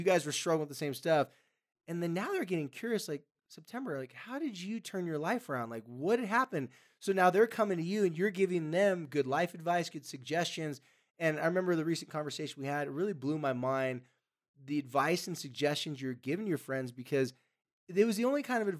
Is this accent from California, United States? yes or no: yes; California, United States; Or in California, I'm from California, you could probably, you know, there's probably